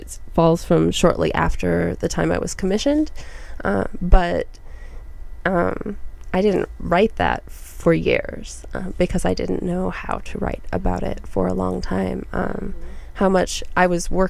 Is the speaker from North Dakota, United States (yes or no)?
yes; North Dakota, United States; moved away as an adult; I grew up in North Dakota